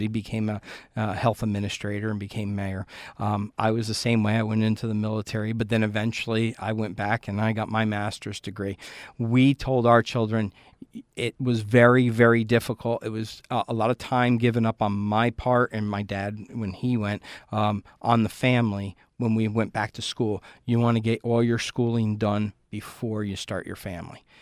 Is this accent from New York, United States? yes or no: yes; Port Jervis, New York, United States; growing up in Port Jervis and, and knowing the leaders that I had